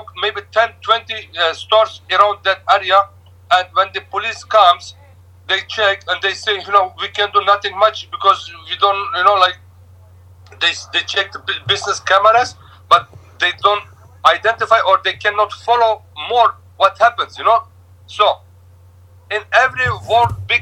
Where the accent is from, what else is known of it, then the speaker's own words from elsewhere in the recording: Turkey; moved away as an adult; also born or lived in Etobicoke, Toronto, Canada; now in Toronto, Canada; I came from Turkey originally, 23 years ago.